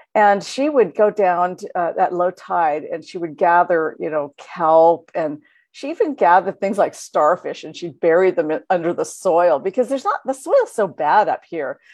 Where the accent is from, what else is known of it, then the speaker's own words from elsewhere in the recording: Juneau, Alaska, United States; I remember growing up in Juneau